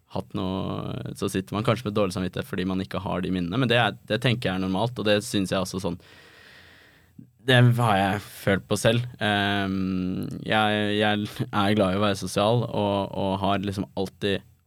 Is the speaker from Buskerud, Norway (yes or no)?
no; Oslo, Norway; now in Copenhagen, Denmark; når jeg er hjemme i Oslo